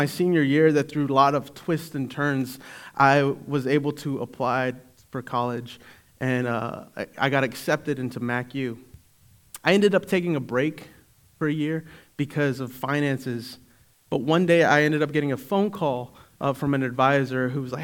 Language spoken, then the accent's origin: English; Eastern North Carolina, United States; I worship God because I was raised in Eastern North Carolina.